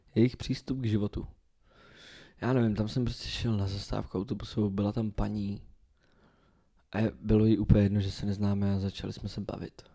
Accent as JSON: {"language": "Czech", "country": "Czechia", "also_born_or_lived": "Scotland", "accent": "Czech", "said": "jaký bych měl mít do prdele přízvuk, když jsem Čech"}